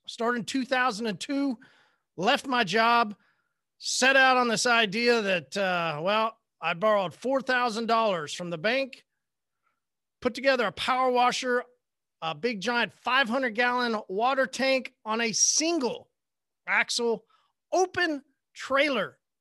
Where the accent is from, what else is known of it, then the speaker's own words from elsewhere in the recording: Oklahoma, United States; I'm from Oklahoma